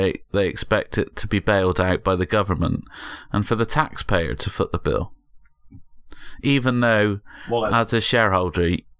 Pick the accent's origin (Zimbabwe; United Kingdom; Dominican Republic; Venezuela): United Kingdom; Bristol, South West England; I grew up in Bristol that was already a service industry.